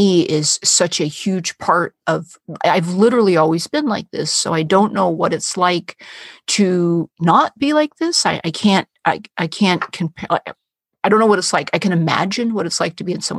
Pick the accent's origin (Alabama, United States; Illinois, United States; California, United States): California, United States; San Francisco; I was born in San Francisco